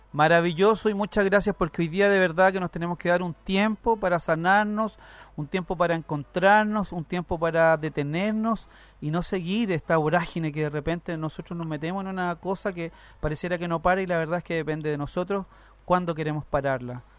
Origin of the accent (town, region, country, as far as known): Chile